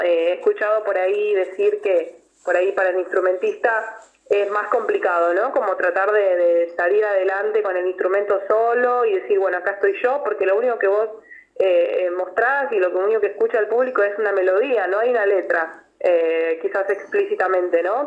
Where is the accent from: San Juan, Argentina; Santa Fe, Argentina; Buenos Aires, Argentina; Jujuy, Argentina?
Buenos Aires, Argentina; las dos somos de acá de Buenos Aires